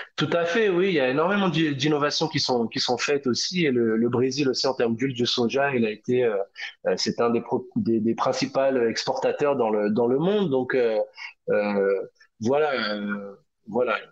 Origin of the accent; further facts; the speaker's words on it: France; moved away as an adult; now in Brazil; je suis français